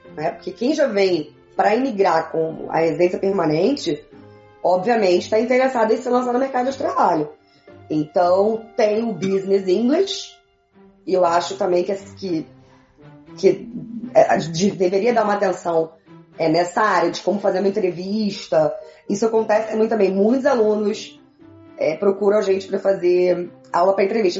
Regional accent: Brazil; moved away as an adult; now in Quebec, Canada; no Brasil estudei francês

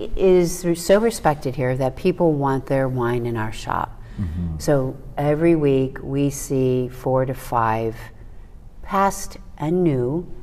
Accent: Chicago, Illinois, United States; moved away as an adult; now in Napa Valley, United States; I'm from Chicago, big family, they're all still there.

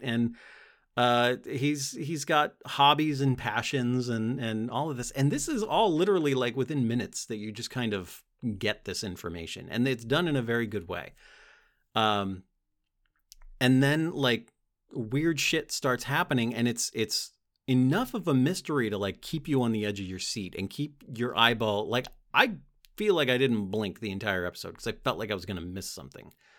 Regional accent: United States; As an American

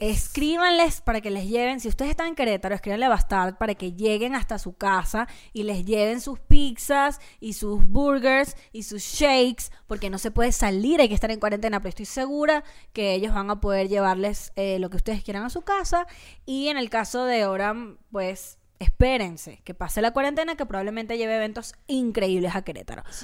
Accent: Venezuela; sigo siendo, sigo siendo venezolana

